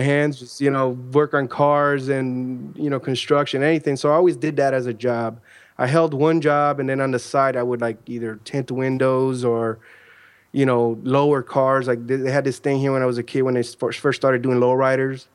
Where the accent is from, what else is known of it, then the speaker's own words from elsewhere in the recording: Chicago, Illinois, United States; now in Central Florida, United States; I'm originally from Chicago, Illinois, where I was born and raised